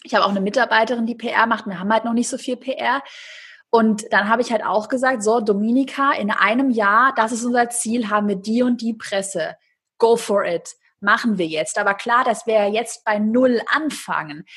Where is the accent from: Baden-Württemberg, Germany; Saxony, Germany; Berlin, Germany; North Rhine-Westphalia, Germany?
Baden-Württemberg, Germany; Swabia; ich bin auch Schwabe.